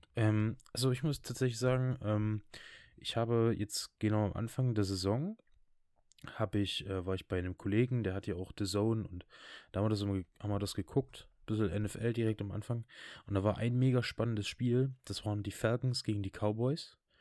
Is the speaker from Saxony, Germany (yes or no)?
yes; Saxony, Germany; bei uns in Sachsen